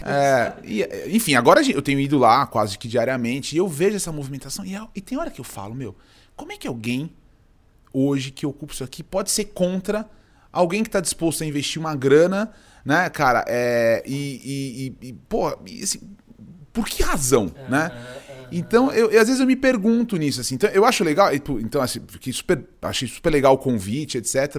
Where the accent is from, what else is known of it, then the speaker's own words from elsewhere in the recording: Cajati, São Paulo, Brazil; eu sou paulistano, eu nasci em São Paulo, mas eu fui muito cedo, eu fui morar no interior. eu morei, eu morei no Vale do Ribeira, numa cidade chamada Cajati